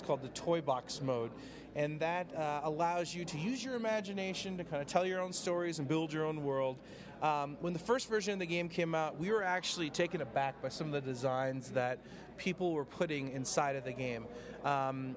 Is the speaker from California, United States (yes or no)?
yes; Los Angeles, California, United States; I'm from Los Angeles, so it's that dry heat